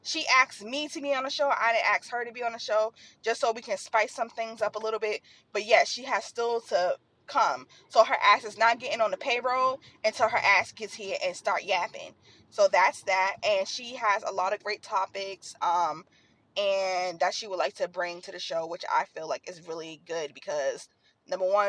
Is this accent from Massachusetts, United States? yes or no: yes; Boston, Massachusetts, United States; I'm from Boston